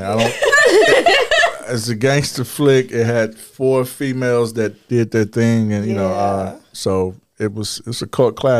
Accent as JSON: {"language": "English", "town": "Chicago", "region": "Illinois", "country": "United States", "tie": "born or raised there", "said": "I was born in the Shy"}